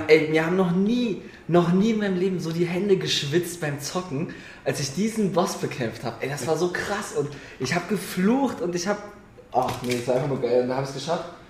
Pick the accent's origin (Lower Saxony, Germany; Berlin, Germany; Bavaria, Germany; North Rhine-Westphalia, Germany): Berlin, Germany; Ich bin Berliner. Ich bin hier geboren, groß geworden